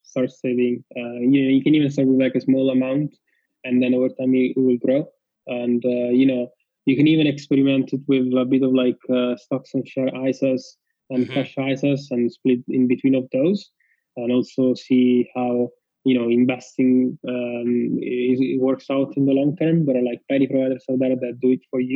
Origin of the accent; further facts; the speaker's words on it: Rome, Lazio, Italy; moved away; I'm from Rome, Italy, and my parents are in Rome.